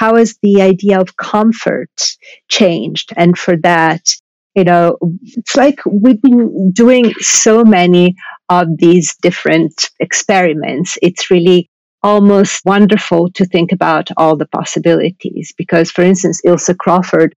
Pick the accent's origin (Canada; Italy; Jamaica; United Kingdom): Italy; Milan, Lombardy; also born or lived in Sardinia; now in New York, United States; I was brought up in Milan